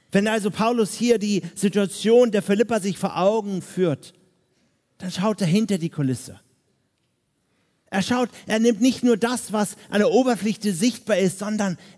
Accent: Hamburg, Germany; now in Vienna, Austria; ich komme jetzt aus Wien, dort lebe ich seit 13 Jahren, ich bin aber eigentlich Hamburger.

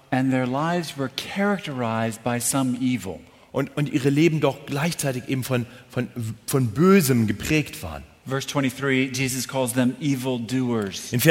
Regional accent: Munich, Bavaria, Germany; Entschuldigung, als Münchner.

